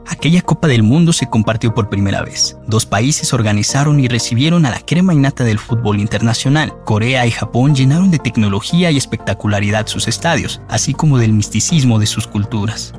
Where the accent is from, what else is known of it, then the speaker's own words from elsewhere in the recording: Mexico; así somos los mexicanos, unos guerreros